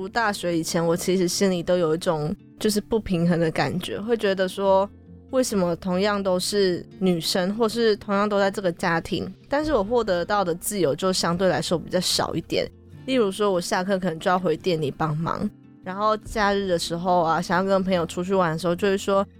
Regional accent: Fengyuan, Taichung, Taiwan; 因为我是在丰原长大的嘛，我就读丰原高中。

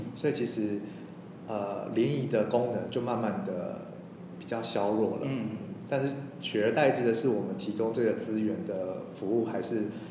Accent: Taichung, Taiwan; moved away as an adult; now in Hsinchu, Taiwan; 然后在新竹十年了，嗯。但我不是新竹人，我是台中人。但是已经在新竹十年了。对，我也是北漂青年

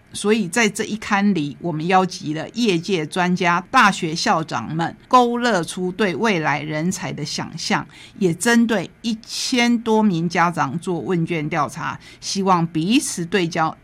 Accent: Taitung County, Taiwan; 我要让大家知道我们台东在哪里。

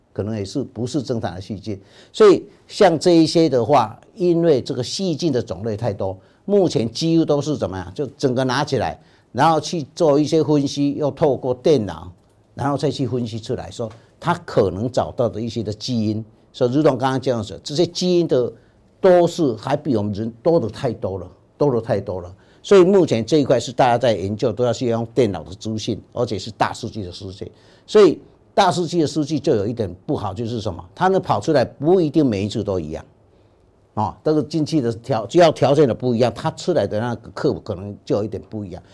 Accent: Taiwan; 而且我们台湾人的这些粪便的菌种，绝对跟欧洲人、跟白种人绝对是不一样的

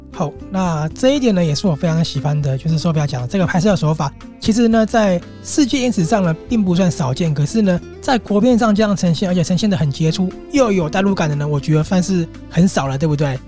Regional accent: Taiwan; 我们台湾人

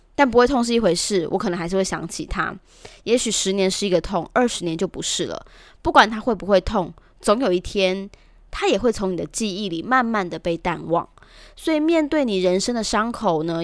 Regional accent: Taichung, Taiwan; 我们台中人也练就了独特的技能

